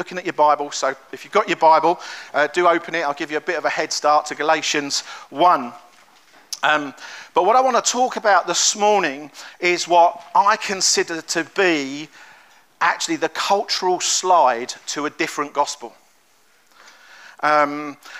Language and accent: English; London, United Kingdom; But I'm from London. You can probably tell from my accent.